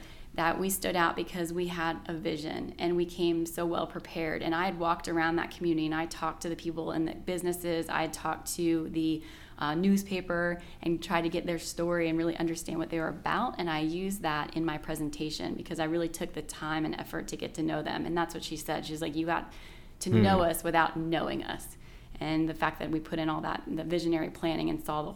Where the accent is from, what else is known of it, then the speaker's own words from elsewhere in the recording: Annapolis, Maryland, United States; moved away as an adult; also born or lived in Edgewater, Maryland / Baltimore, Maryland / Los Angeles, California; now in Waxhaw, United States; growing up in Annapolis, Maryland was very unique in area and the historic elements, and I just loved it.